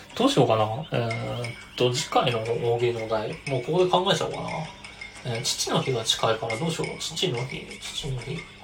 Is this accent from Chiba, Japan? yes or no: yes; Chiba, Japan; 千葉の俺の実家